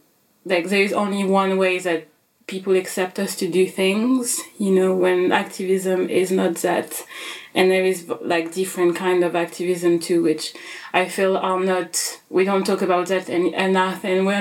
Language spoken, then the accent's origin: English; Central African Republic; also born or lived in France; now in United Kingdom; I use she, her pronoun. I am based in the UK. I was born in France and I'm originally from the Central African Republic.